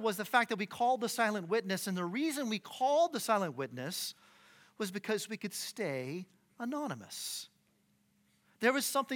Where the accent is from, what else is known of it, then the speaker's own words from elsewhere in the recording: Phoenix, Arizona, United States; moved away as an adult; now in Boise, United States; I'm from Phoenix, Arizona. We moved here a couple years ago